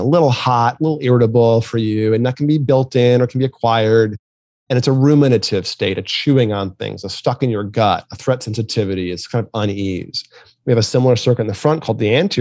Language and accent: English; New England, United States; I grew up in New England